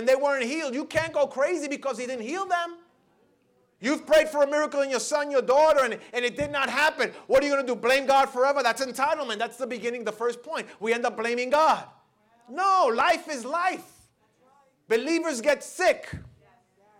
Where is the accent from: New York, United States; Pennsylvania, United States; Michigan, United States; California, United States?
New York, United States; New York City; I grew up in the Lower East Side